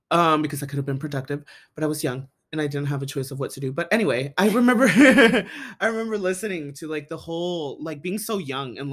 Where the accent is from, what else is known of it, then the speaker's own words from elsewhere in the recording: Sarasota County, Florida, United States; my home county